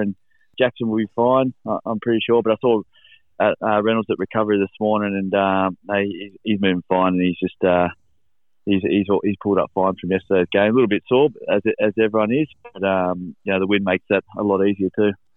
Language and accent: English; Helensburgh, New South Wales, Australia; also born or lived in Penrith; I'm from from Helensburgh, uh, which is it's in the Illawarra Illawarra Rugby League region